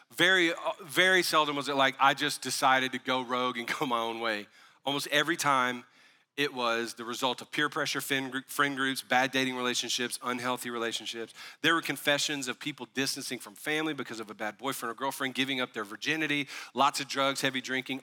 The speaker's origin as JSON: {"language": "English", "region": "the South", "country": "United States", "tie": "born or raised there", "also_born_or_lived": "Tennessee", "said": "We were raised in the South"}